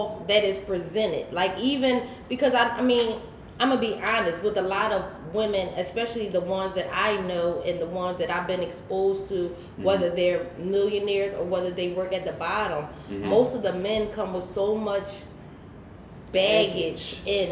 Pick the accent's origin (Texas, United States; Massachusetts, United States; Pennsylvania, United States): Pennsylvania, United States; Philadelphia; I'm from North Philly